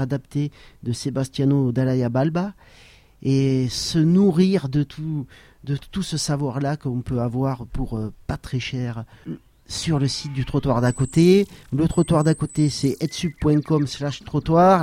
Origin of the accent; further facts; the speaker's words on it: Saint-Girons area, Occitania, France; la montagne autour de Saint-Giron et, ça c'était aussi très bien puisque c'est un peu ma région d'origine